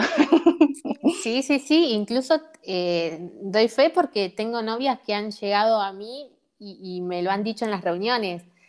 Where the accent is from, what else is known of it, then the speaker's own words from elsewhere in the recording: San Francisco, Córdoba, Argentina; nosotros somos de San Francisco